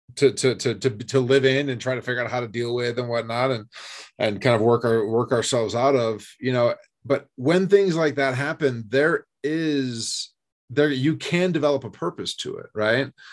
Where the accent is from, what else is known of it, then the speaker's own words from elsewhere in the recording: East Coast, United States; moved away as an adult; also born or lived in San Diego; I grew up on the East Coast